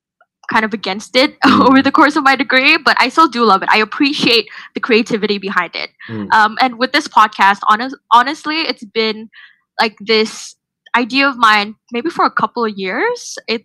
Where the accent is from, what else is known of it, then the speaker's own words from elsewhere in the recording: Indonesia; moved away as an adult; now in Melbourne, Australia; I'm from Indonesia. I'm also an international student living in Melbourne, Australia right now.